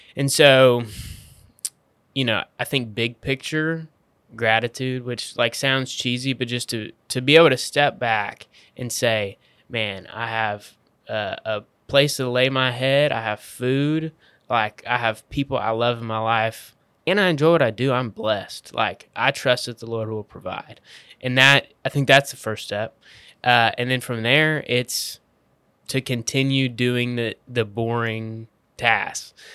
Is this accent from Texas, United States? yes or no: yes; Waco, Texas, United States; I'm from Waco